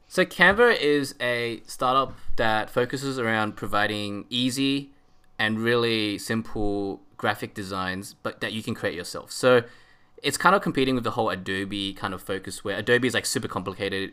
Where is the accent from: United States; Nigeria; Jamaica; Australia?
Australia; I'm Aussie.